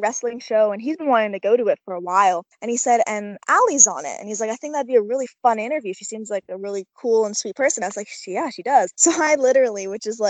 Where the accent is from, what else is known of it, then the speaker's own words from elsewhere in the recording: Canada; I'm a Canadian gal